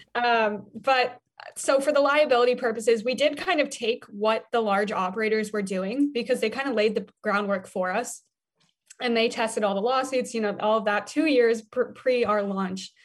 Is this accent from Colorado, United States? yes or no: yes; Denver, Colorado, United States; I grew up in Denver, Colorado, so I was always on a bike.